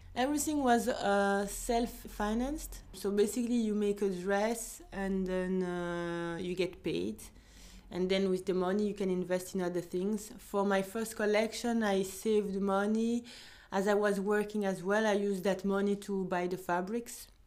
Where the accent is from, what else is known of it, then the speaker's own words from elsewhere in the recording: Belgium; also born or lived in Ivory Coast; I am um, Belgian but from Ivory Coast. I was born in Belgium.